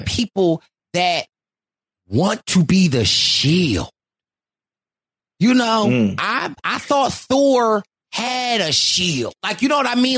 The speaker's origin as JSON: {"language": "English", "town": "Philadelphia", "region": "Pennsylvania", "country": "United States", "said": "I am from Philly."}